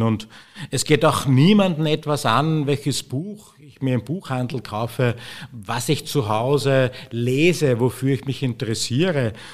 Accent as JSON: {"language": "German", "country": "Austria", "said": "bei uns in Österreich"}